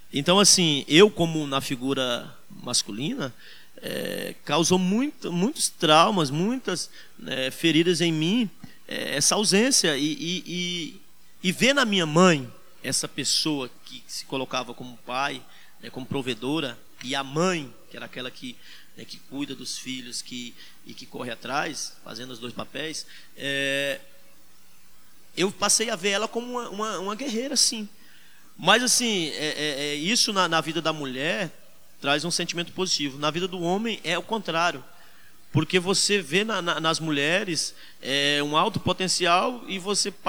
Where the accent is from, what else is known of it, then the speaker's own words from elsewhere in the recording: Northeast Region, Brazil; Nós, como nordestinos, sabemos